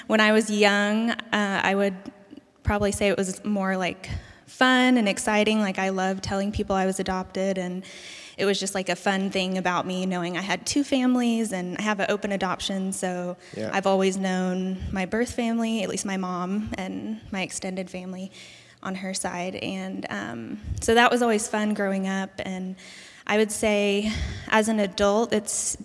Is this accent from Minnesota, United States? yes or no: yes; Burnsville, Minnesota, United States; I was born in Burnsville, Minnesota, which is right outside of St. Paul, 1989